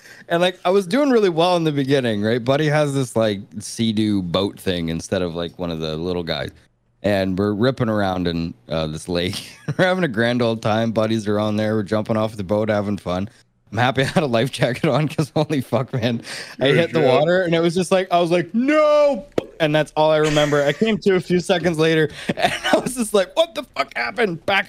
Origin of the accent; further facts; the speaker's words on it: Canada; I'm Canadian. I've never been to California.